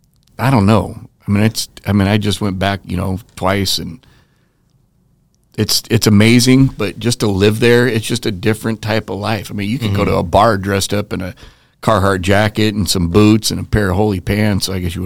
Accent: Nevada, United States; I'm from Nevada, so I'm close to California.

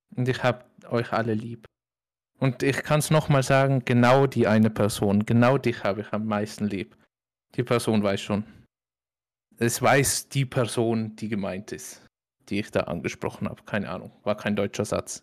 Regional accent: Austria; weil ich halt ja von da komme

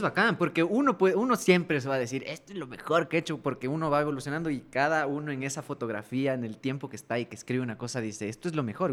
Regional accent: Ecuador

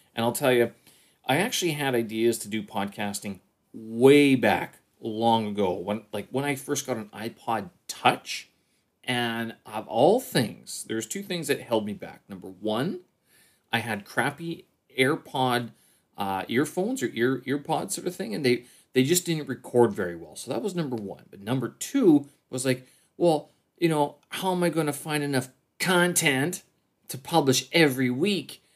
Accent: Canada; now in Beijing, China; I'm a Canadian expat here in, uh, uh, in Beijing, China

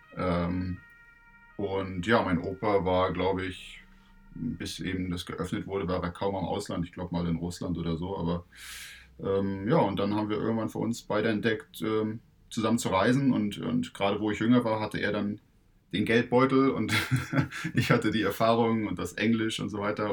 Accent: Stralsund, Mecklenburg-Vorpommern, Germany; ich komme aus Stralsund

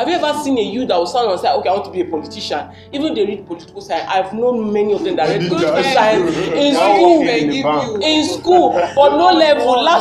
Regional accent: Nigeria

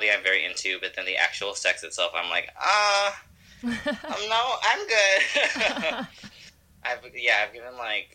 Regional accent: Los Angeles, California, United States; I'm from the Valley here

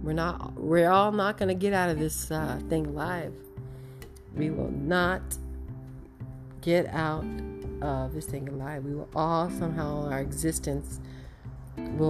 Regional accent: United States; As an American

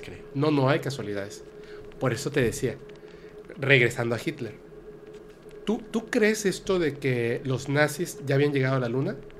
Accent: Campeche, Yucatán Peninsula, Mexico; yo soy yucateco, campechano

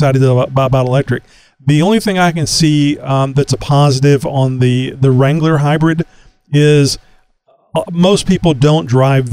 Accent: Texas, United States; I say howdy because I'm from Texas.

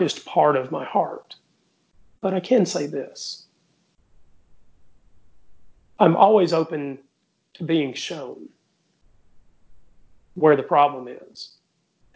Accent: the South, United States; David and I grew up together in the South.

